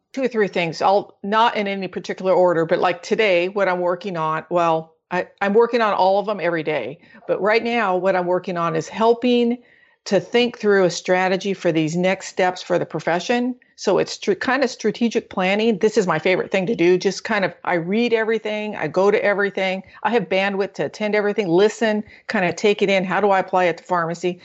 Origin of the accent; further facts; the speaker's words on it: Orange County, Southern California, United States; I'm actually from Southern California, Orange County